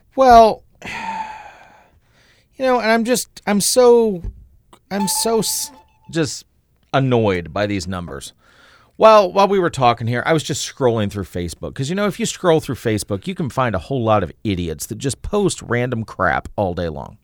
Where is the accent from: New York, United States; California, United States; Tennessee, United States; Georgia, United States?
Tennessee, United States; moved away; when I was a kid growing up in Tennessee